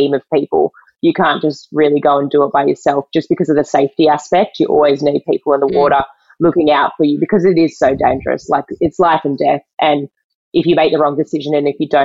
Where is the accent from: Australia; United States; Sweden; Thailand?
Australia; Western Australia; I'm originally from Western Australia. I live back here now